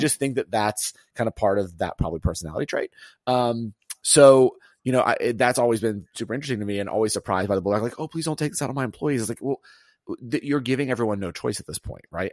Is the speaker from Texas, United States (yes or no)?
no; Auburn, Alabama, United States; I grew up in Auburn, Alabama